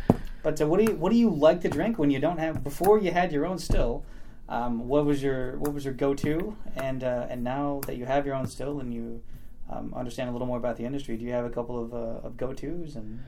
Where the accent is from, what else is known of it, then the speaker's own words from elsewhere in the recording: Memphis, Tennessee, United States; Most people can't tell because I don't have an accent, but I was born and raised in Memphis, Tennessee.